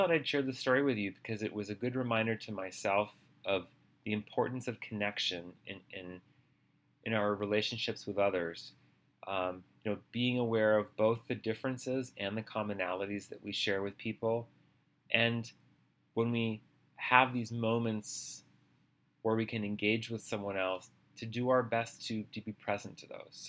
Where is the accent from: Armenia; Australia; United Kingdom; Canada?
Australia; born there; also born or lived in Minnesota / Boston; I told him that I was born in Australia and what it was like to live in Minnesota and in Boston with, you know, cold winter weather.